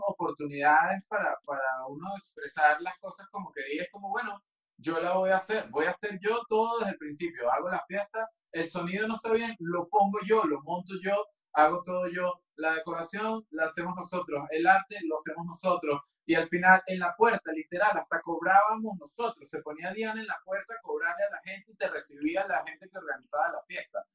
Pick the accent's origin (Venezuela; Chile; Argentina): Venezuela; moved away as an adult; also born or lived in London, United Kingdom; now in Mexico; no iba a volver a Venezuela